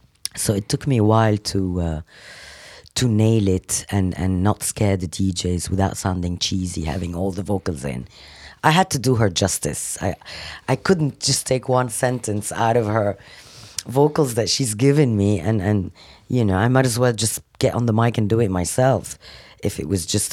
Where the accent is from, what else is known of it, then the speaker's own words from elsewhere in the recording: Lebanon; also born or lived in Africa; now in London, United Kingdom; I was born in Africa. I lived... originally, I'm Lebanese, and now I'm English. London is my home.